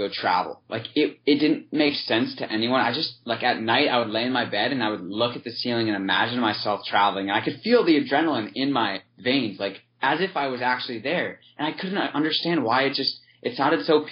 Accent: San Diego, California, United States; moved away as an adult; also born or lived in Ohio; I grew up in San Diego

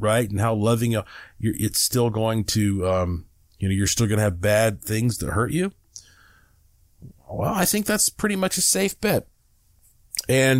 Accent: the South, United States; now in Las Vegas, United States; I was raised up in the South, in the Baptist churches, you know, the Southern Baptist.

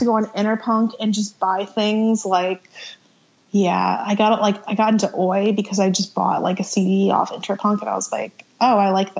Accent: New Jersey, United States; And then from there, I started booking shows in Philly because I grew up in South Jersey.

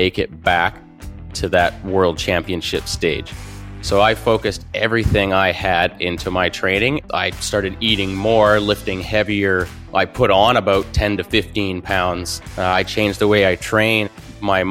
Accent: Squamish, British Columbia, Canada; I'm from Squamish, British Columbia

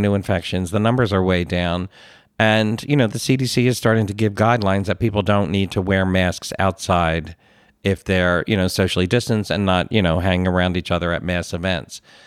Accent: Philadelphia, Pennsylvania, United States; accent: Philly; I grew up in the Philadelphia area

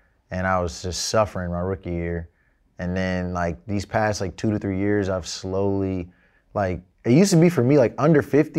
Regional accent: Georgia, United States; moved away as an adult; now in New York, United States; I'm from Georgia.

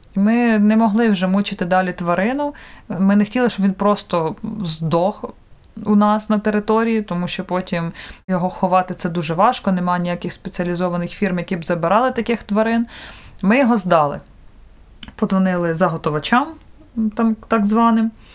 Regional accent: Vinnytsia, Vinnytsia Oblast, Ukraine; Я ж сама з Вінниці маю там дуже багато друзів і подруг

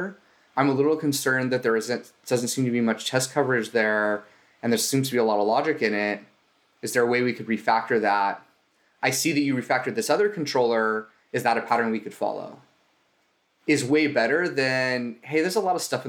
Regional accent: Southern California, United States; I'm from Southern California.

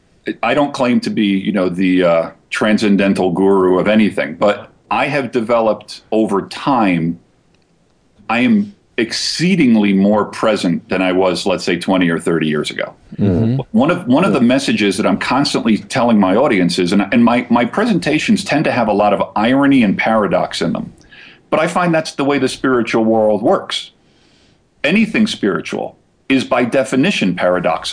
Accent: New Jersey, United States; moved away; I'm originally from Jersey.

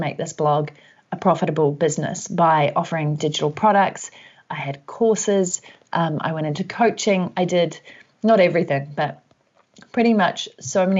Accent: New Zealand; also born or lived in Vancouver; if you can hear an accent, that's because I'm from New Zealand and currently based here

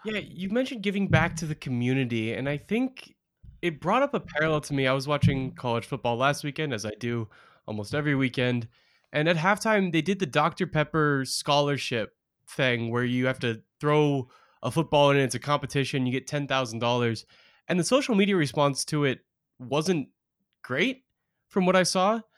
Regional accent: Portland, Oregon, United States; I grew up in Portland, Oregon

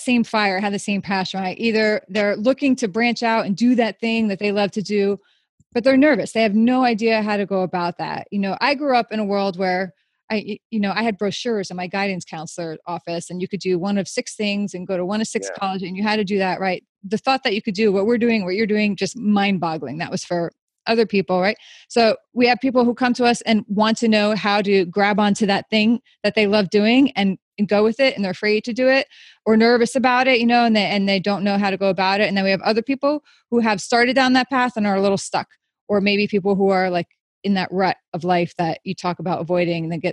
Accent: New York, United States; we're both New Yorkers

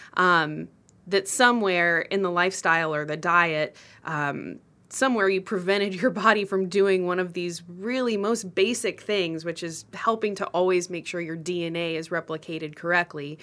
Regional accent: Austin, Texas, United States; I grew up in Austin

